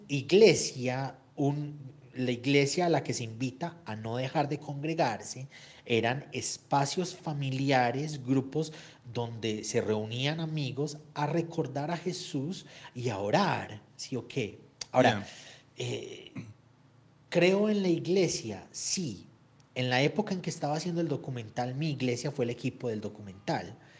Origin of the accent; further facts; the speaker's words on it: Antioquia, Colombia; Yo soy antioqueño en mi país